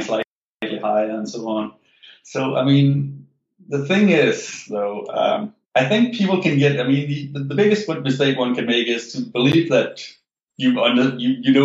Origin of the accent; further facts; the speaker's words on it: Denmark; moved away; I'm an immigrant, so like I'm from Denmark, where like stock investing was not a thing.